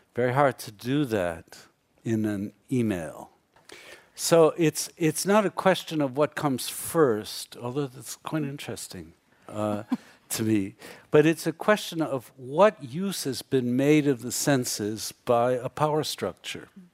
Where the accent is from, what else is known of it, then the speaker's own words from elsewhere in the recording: United States; I grew up in America